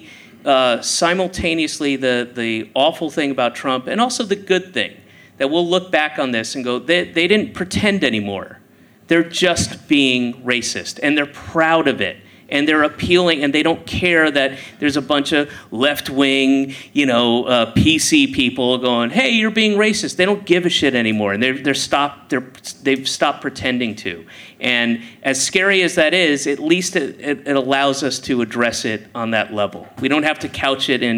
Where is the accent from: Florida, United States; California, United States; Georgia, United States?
Georgia, United States; born or raised there; moved away; also born or lived in Boston